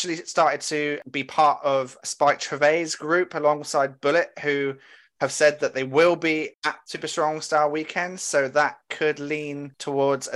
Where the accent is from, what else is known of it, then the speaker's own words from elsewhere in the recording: Bristol, South West England, United Kingdom; I'm a Bristol boy